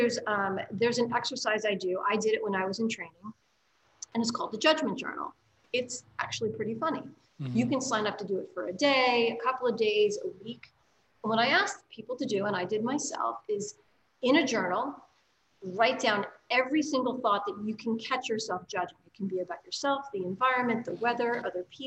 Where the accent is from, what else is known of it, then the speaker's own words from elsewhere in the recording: New York City, New York, United States; as a New Yorker